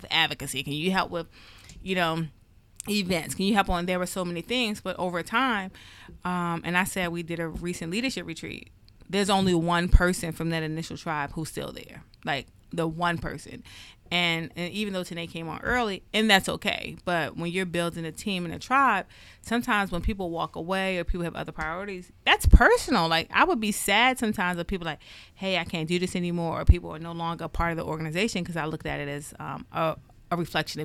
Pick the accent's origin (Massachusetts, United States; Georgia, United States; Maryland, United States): Maryland, United States; Randallstown; I grew up in Randallstown. And at times, I struggle with, when people hear you're from Baltimore, right? I grew up in Baltimore County.